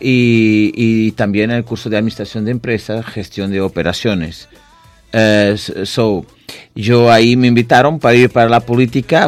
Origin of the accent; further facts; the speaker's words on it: Vila Real de Santo António, Algarve, Portugal; Spanish is a second language; also born or lived in Tavira, Portugal; Yo nací en Portugal, en el sur de Portugal, una ciudad que está vira, pero es solamente donde nací. Yo siempre fui creado eh, en mi ciudad, una ciudad donde goberné, que se llama Villarreal de Sant Antonio